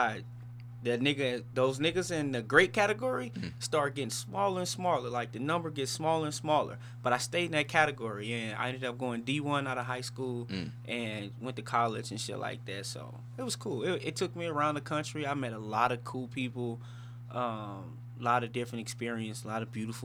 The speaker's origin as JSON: {"language": "English", "town": "St. Louis", "region": "Missouri", "country": "United States", "tie": "born or raised there", "said": "I'm from St. Louis. Grew up in St. Louis, lived majority of my life in St. Louis"}